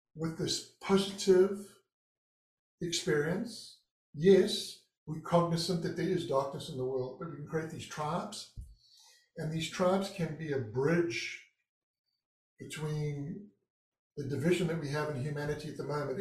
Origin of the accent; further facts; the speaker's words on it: Durban, KwaZulu-Natal, South Africa; moved away as an adult; now in Santa Barbara, United States; it was the east coast of South Africa in Durban, my hometown.